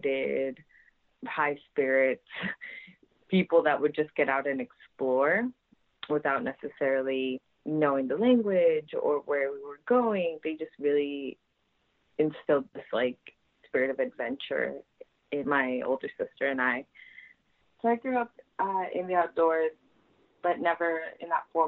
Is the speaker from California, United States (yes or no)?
yes; Santa Maria, California, United States; I'm from Santa Maria, California